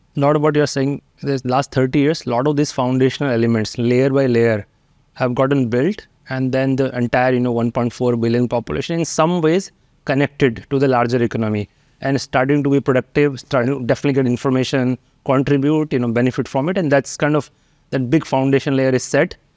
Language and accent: English; Haridwar, Uttarakhand, India; moved away; I grew up in Haridwar